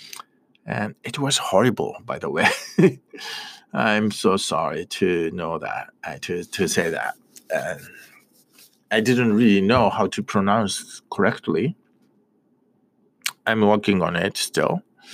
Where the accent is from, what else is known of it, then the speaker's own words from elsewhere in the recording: Japan; first language Japanese; English is a second language; I use other language, which is Japanese